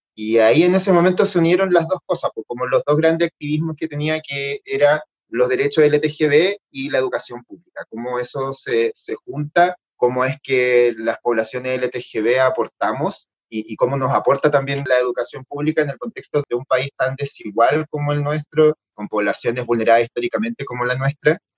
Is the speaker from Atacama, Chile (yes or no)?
yes; Copiapó, Atacama, Chile; yo soy del norte, de Copiapó